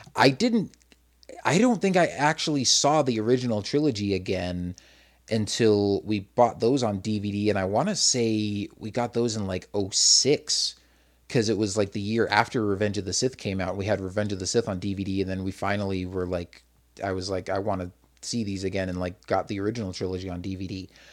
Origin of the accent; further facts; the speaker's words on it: Arizona, United States; also born or lived in Massachusetts; from the time I was four up till I was probably about ten, I think, was when we moved from Massachusetts to Arizona